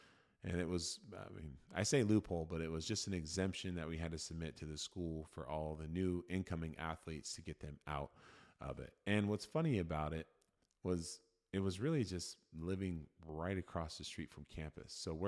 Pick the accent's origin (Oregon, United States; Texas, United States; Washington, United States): Oregon, United States; I grew up in Oregon. I'm a resident of Oregon, and I am choosing to attend University of Oregon.